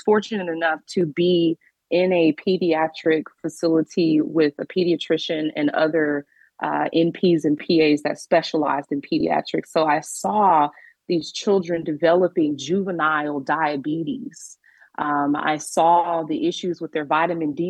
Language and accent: English; Arlington, Texas, United States; grew up in Arlington, Texas